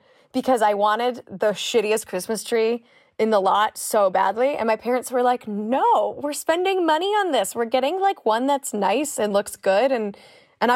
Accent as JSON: {"language": "English", "country": "Canada", "moved": "yes", "lives_now": "New York, United States", "said": "I'm also originally not from the States. I'm from Canada originally"}